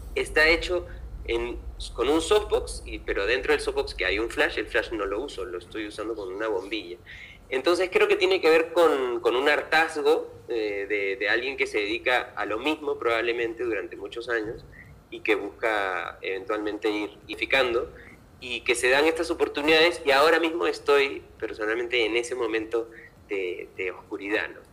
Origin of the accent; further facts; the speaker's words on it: Lima, Peru; moved away as an adult; also born or lived in Seville, Spain; Lima, que es de donde yo soy, porque yo nací en Lima